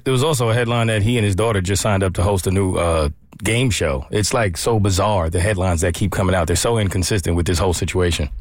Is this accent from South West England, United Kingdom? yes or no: no; Wales, United Kingdom; I am from Wales